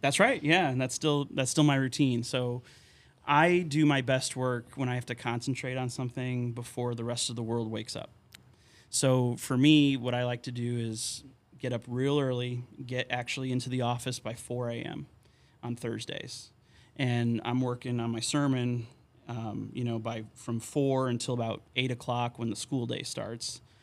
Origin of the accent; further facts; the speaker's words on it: Terryville, Connecticut, United States; moved away as an adult; also born or lived in Wisconsin / St. Louis, Missouri / McAllen, Texas; now in Hoyleton, United States; growing up in Connecticut, um, in my hometown of Terryville